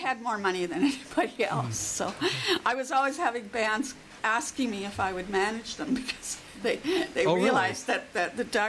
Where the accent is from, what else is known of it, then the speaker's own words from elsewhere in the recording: Vancouver, British Columbia, Canada; here I was coming from Vancouver, which was just kind of a small town in those days.